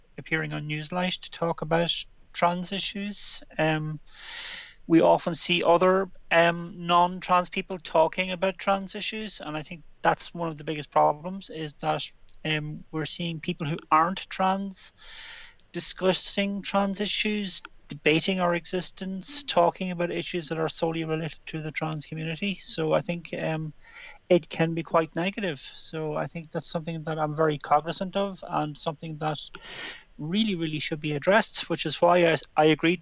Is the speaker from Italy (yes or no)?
no; Ireland; when I was a kid growing up in Ireland in the 70s